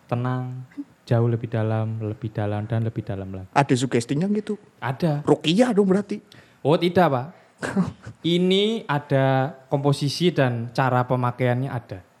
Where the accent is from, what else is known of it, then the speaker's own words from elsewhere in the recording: Jakarta, Indonesia; Saya ikut, meskipun saya orang Jakarta.